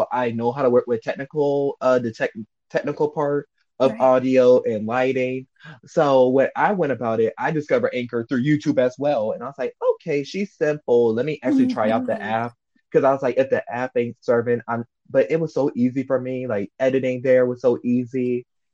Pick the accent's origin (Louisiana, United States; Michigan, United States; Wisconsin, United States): Louisiana, United States; New Orleans; I'm from New Orleans